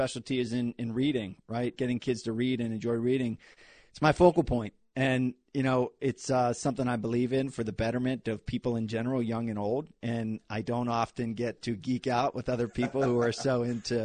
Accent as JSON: {"language": "English", "town": "Hollidaysburg", "region": "Pennsylvania", "country": "United States", "tie": "born or raised there", "also_born_or_lived": "New Jersey / New York", "moved": "as an adult", "said": "I grew up in Hollidaysburg, Pennsylvania. It's between Philadelphia and Pittsburgh."}